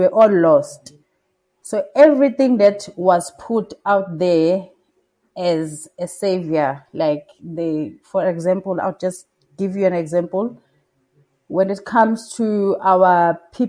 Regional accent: Durban, KwaZulu-Natal, South Africa; also born or lived in Northern Zululand; I am originally from Durban

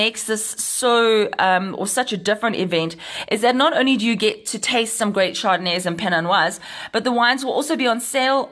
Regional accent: South Africa; our nation

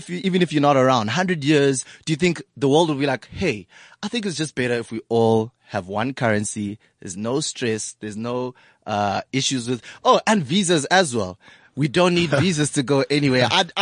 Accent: South Africa; being South African

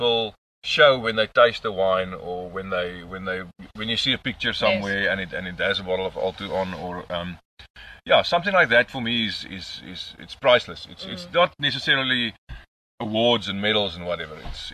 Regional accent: Stellenbosch, Western Cape, South Africa; grew up on Netlingshof the first part of my life

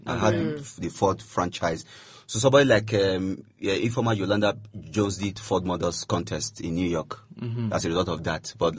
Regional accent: Warri, Delta, Nigeria; I'm from Delta State. I'm from a place they call Warri.

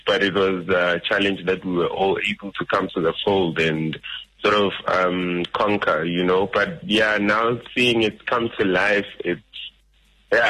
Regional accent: Nelspruit, Mpumalanga, South Africa; moved away; I am originally from Mpumalanga in Nelspruit

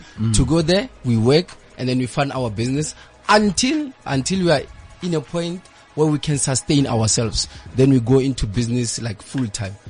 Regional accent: Pretoria, Gauteng, South Africa; born or raised there; also born or lived in Mwega, near Hammanskraal

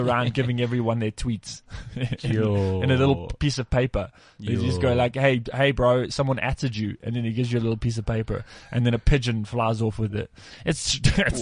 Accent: Durban, KwaZulu-Natal, South Africa; I'm from Durban. I am from Durban. I started comedy in Durban.

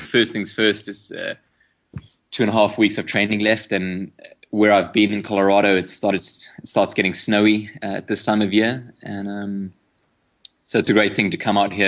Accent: South Africa

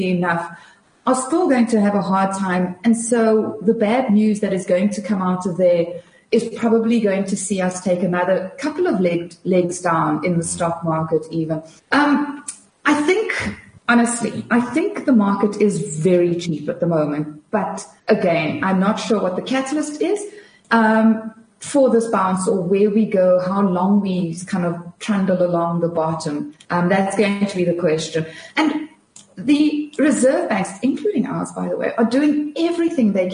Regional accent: South Africa; As a South African investor

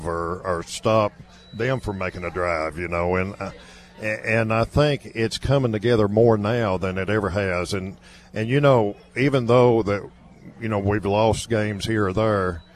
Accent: Livingston, Tennessee, United States; also born or lived in Macon County, Tennessee; I grew up in Olden County and Livingston

